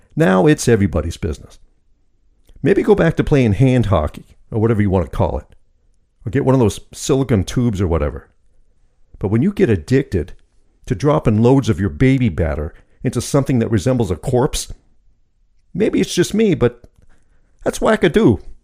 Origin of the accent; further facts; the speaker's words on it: United States; I'm American, third generation Sicilian